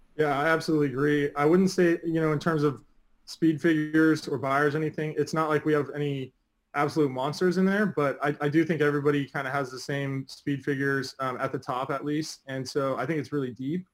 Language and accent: English; Del Mar, California, United States; I grew up in Del Mar